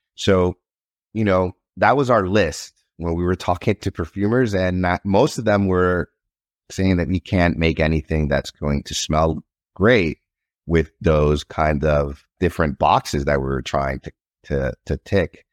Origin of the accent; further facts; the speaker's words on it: Nicaragua; now in United States; I'm originally from Nicaragua. When I was growing up in Nicaragua, there wasn't really much to do.